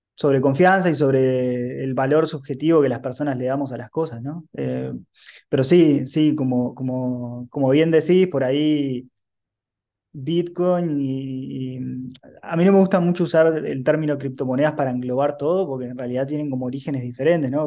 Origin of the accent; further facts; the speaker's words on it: Uruguay; soy un emprendedor uruguayo